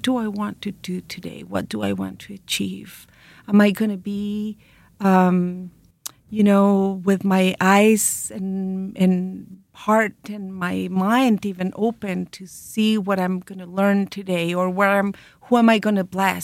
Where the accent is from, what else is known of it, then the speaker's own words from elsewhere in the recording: Santiago area, Santiago Metropolitan Region, Chile; we're from Chile. We were born in the Santiago area